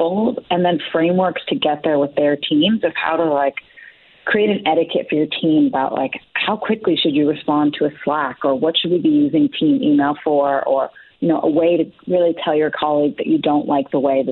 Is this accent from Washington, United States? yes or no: no; San Francisco Bay Area, California, United States; I am from the San Francisco Bay Area